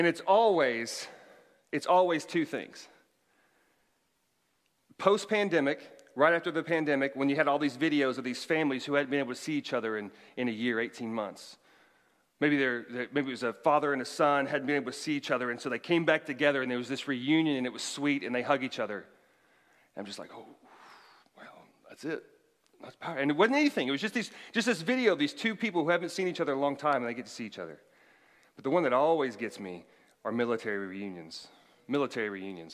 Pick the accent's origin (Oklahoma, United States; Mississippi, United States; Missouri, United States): Oklahoma, United States; moved away; growing up in Oklahoma